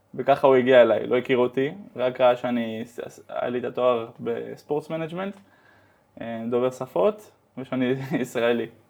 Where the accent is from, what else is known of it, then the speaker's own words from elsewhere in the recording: Amsterdam, North Holland, Netherlands; moved away as an adult; also born or lived in Netanya, Israel; now in Spain; נולדתי וגדלתי בהולנד